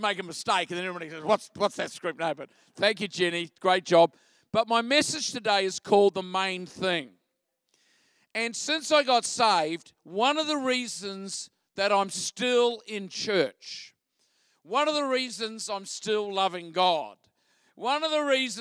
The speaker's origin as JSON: {"language": "English", "town": "Christchurch", "region": "Canterbury", "country": "New Zealand", "moved": "as an adult", "lives_now": "Australia", "said": "I'm originally from Christchurch, home of the Mighty Crusaders."}